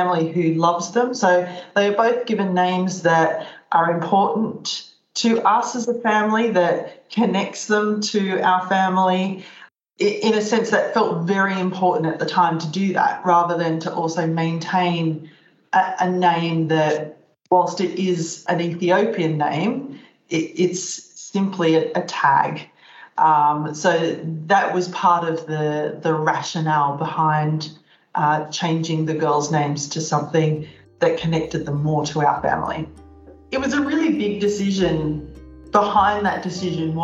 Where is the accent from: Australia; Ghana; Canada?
Australia; now in Netherlands; I'm an Australian and I currently live in the Netherlands